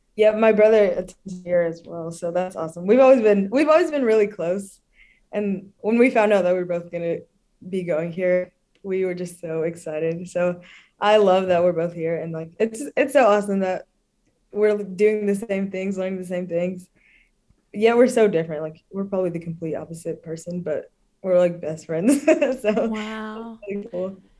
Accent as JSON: {"language": "English", "town": "Dallas", "region": "Texas", "country": "United States", "moved": "as an adult", "lives_now": "Pine Mountain, United States", "said": "I'm from Dallas, Texas, the town"}